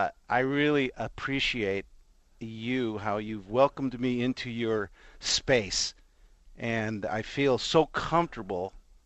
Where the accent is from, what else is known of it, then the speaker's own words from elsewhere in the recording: Los Angeles, California, United States; I am from Los Angeles.